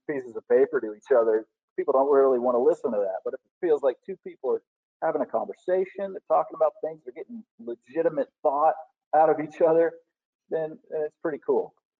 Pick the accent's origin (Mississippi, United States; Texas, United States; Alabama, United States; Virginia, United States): Alabama, United States; Madison; also born or lived in Huntsville, Alabama; I was born in Huntsville Hospital, raised in Madison, Alabama.